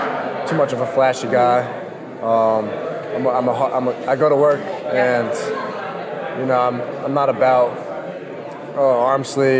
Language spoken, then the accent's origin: English; New England, United States; now in Miami, United States; So I'm also from New England